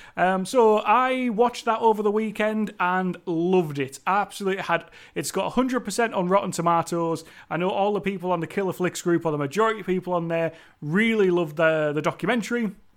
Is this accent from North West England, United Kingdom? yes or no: yes; Cumbria, North West England, United Kingdom; accent: Cumbrian; me and my Cumbrian accent